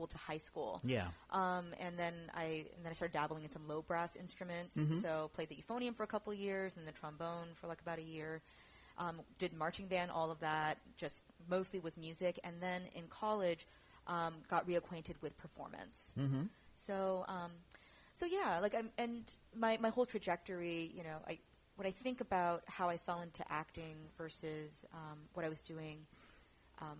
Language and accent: English; San Jose, California, United States; born and raised in San Jose